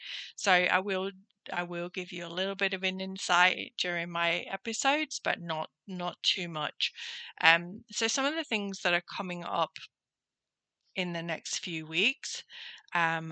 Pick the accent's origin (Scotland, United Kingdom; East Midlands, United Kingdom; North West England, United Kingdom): East Midlands, United Kingdom; Nottingham; moved away as an adult; now in Gold Coast, Australia; I'm originally from Nottingham in the UK